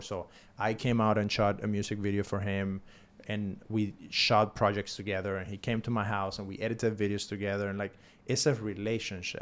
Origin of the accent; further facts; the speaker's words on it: Cuba; now in United States; I'm coming from Cuba.